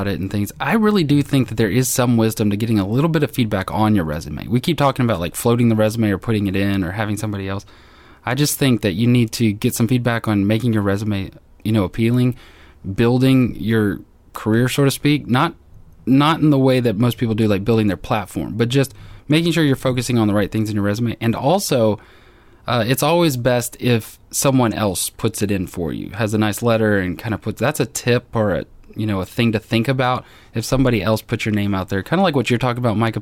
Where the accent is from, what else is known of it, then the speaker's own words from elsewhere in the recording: Dallas, Texas, United States; moved away as an adult; also born or lived in Arkansas; now in Hot Springs, United States; as a Texan, a Dallas Texan, the idea of going to Arkansas was a bit foreign